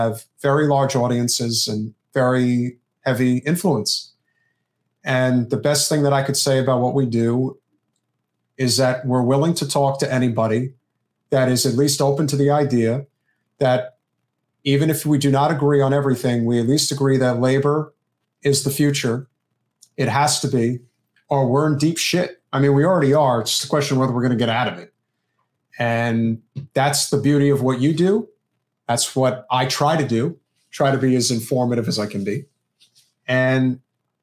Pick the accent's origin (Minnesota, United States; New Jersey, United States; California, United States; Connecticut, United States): New Jersey, United States; I grew up with it in Central Jersey.